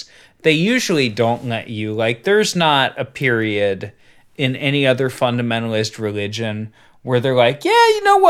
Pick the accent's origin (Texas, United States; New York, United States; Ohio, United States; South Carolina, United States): Ohio, United States; Southern; I grew up in Southern Ohio. I didn't grow up in Amish country.